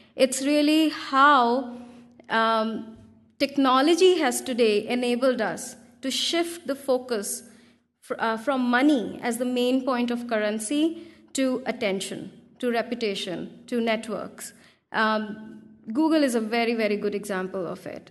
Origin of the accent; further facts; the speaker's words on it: India; English is a second language; I come from India